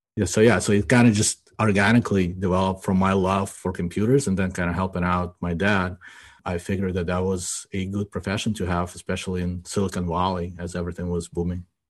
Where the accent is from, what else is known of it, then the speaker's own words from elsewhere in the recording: Ukraine; now in United States; I grew up in Ukraine, right? And as I was growing up, and we immigrated to the United States in ninety-two, as I was growing up in Ukraine